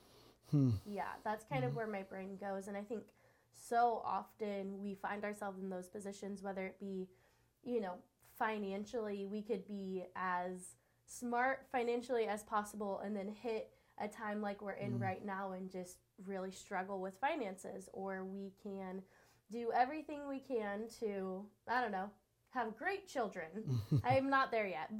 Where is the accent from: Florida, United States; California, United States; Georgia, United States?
California, United States; moved away as an adult; now in Washington, United States; I'm originally from California, so I moved here 7-ish years ago, and now I'm a Washingtonian